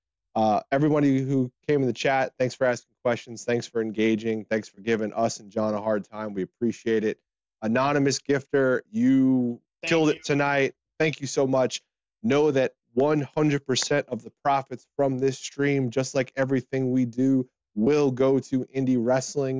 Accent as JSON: {"language": "English", "region": "South Carolina", "country": "United States", "said": "I am from South Carolina"}